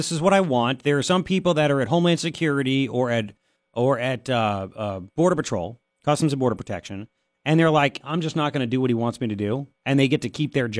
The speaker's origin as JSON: {"language": "English", "region": "New York", "country": "United States", "said": "As a New Yorker"}